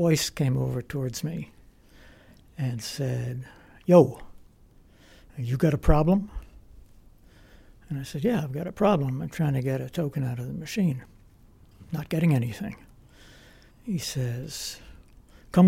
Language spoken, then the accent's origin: English; Vermont, United States; I'm from Vermont